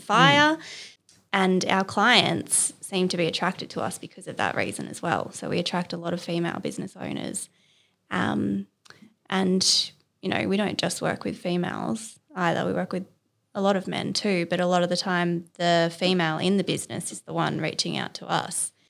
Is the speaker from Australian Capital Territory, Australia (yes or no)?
yes; Canberra, Australian Capital Territory, Australia; moved away as an adult; now in Sydney, Australia; I'm from Canberra originally.